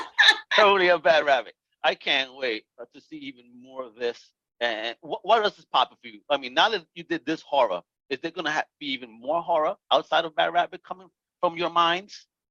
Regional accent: New York City, New York, United States; from Brooklyn

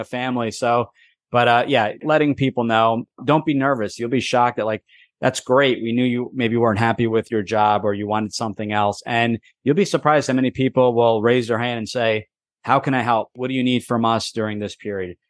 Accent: New Jersey, United States; born and raised in New Jersey

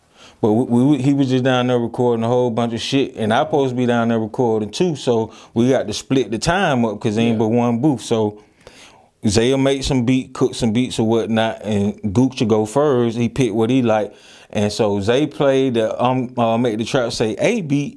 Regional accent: Atlanta, Georgia, United States; I'm from Atlanta

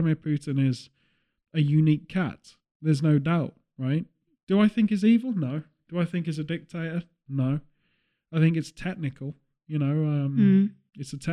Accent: England, United Kingdom; as a British person

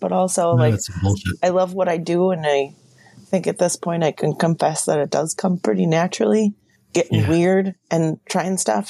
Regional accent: Washington, United States; moved away as an adult; also born or lived in Tacoma / Minneapolis; growing up in Washington State

